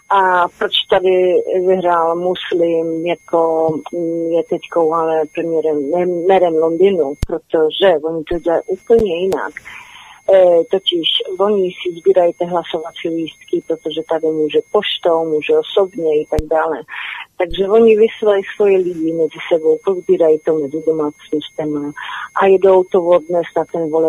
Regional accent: Poland; also born or lived in Czech Republic; now in United Kingdom; Já pocházím z Polska, žila jsem hodně dlouho v Čechách

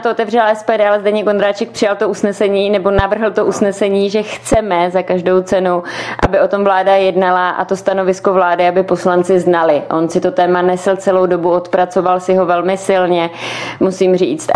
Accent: Czechia; jako Češi

